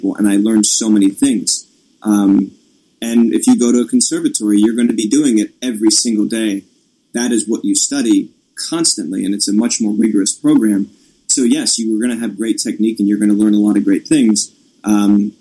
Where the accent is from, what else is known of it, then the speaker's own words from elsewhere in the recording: Annapolis, Maryland, United States; I grew up around Annapolis and I'd always been there.